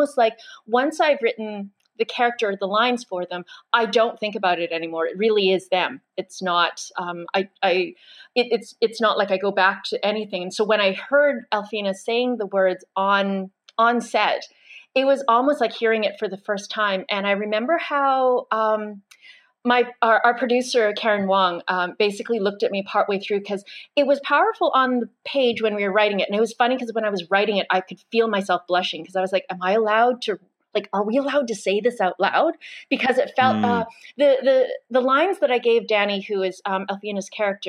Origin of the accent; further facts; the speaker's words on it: Brandon, Manitoba, Canada; I was raised in Brandon, Manitoba